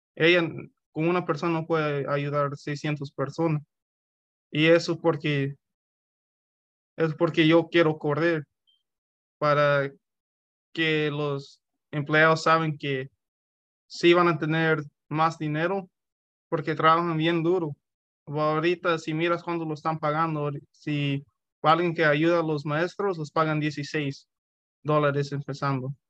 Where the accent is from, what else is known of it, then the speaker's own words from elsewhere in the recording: Roseland, California, United States; yo crecí aquí en Roseland toda mi vida